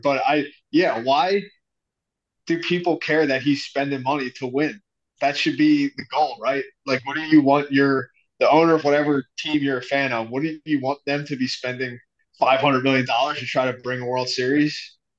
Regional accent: Philadelphia, Pennsylvania, United States; I grew up in Philly. I'm not a New York sports fan by any means

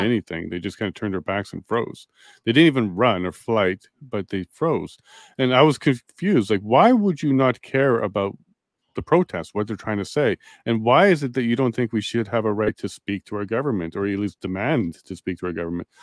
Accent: Canada; We would do some big, big things as Canadians.

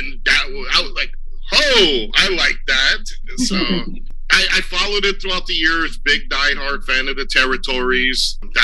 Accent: New York City, New York, United States; accent: New York; You're probably going to hear an accent on me. I am a New Yorker, born and bred in New York City.

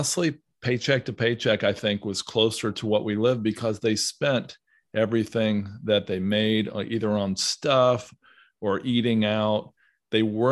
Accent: Southern Ohio, United States; I grew up in Southern Ohio

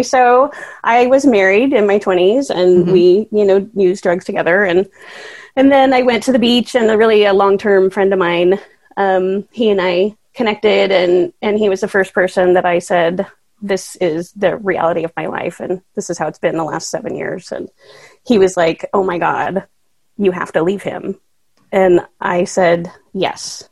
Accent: Tigard, Oregon, United States; now in Bend, United States; I grew up in Tigard, the suburbs.

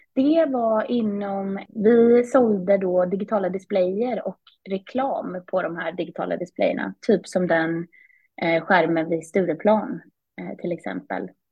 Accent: Vimmerby, Kalmar County, Sweden; moved away as an adult; also born or lived in England; now in Stockholm, Sweden; Jag är uppvuxen i eh, Vimmerby, Småland, så inte så långt från Kalmar där jag pluggade.

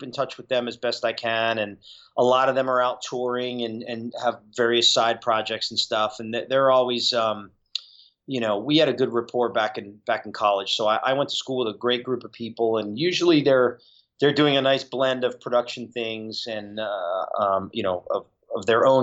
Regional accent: southeastern Connecticut, United States; moved away; also born or lived in Uncasville, Connecticut; I grew up in Connecticut

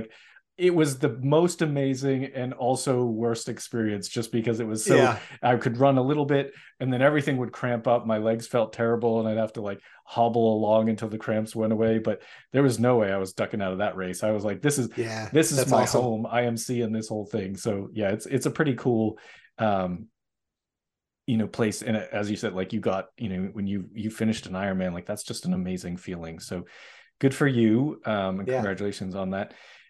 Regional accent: Boston, Massachusetts, United States; mostly in large part because I'm originally from Boston, and I wasn't a distance runner.

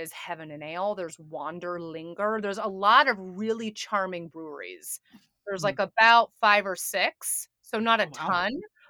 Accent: New York, United States; I still do not have a driver's license or a car. I'm a New Yorker at heart.

